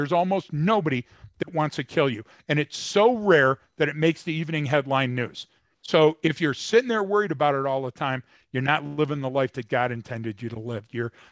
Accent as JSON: {"language": "English", "town": "Detroit", "region": "Michigan", "country": "United States", "tie": "born or raised there", "said": "I was born and raised in Detroit."}